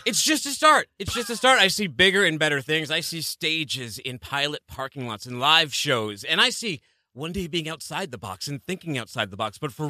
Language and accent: English; Northeast, United States; I mean, I come from the Northeast.